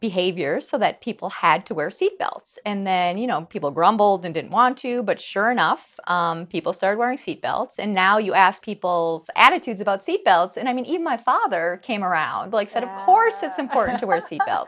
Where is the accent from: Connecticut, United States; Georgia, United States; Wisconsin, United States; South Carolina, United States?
Wisconsin, United States; I grew up in Wisconsin